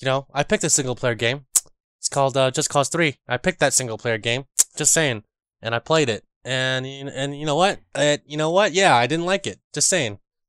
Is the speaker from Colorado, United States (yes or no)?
no; California, United States; To answer your question, yeah, we're from the Bay Area. We say hella.